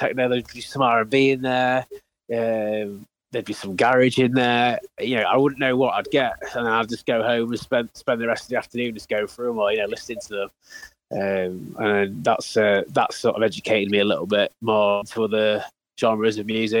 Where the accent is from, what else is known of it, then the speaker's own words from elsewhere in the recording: Doncaster, Yorkshire and the Humber, United Kingdom; moved away as an adult; now in Leeds, United Kingdom; I was born in Doncaster, so I grew up just outside, so it's only down the road really